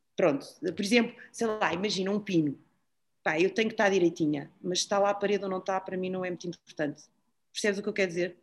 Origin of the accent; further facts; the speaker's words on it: Algés, Lisbon, Portugal; eu vivia ali em Algés e, portanto, ah, andava no Algés e da Fundo